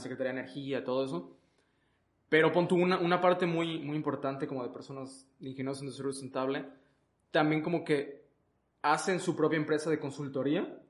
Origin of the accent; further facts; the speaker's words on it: Mexico; aquí en nuestro país